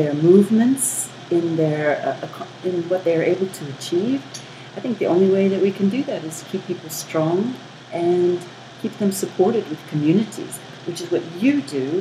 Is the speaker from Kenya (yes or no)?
no; United States; now in South Africa; I'm American